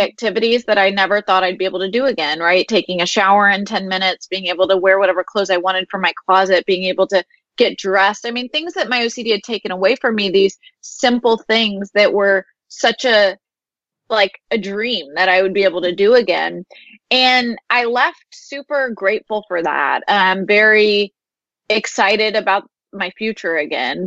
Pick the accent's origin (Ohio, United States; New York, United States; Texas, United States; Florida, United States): Texas, United States; Houston; I grew up here in Houston